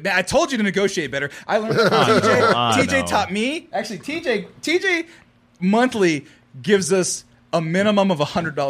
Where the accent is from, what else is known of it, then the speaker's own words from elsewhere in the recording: California, United States; I'm from California.